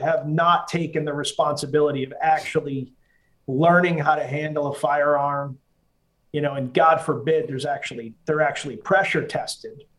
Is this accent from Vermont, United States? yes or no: no; Massachusetts, United States; I grew up in Massachusetts